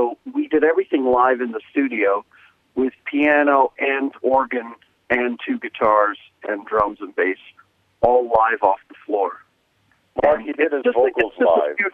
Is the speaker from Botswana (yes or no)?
no; England, United Kingdom; I'm from England originally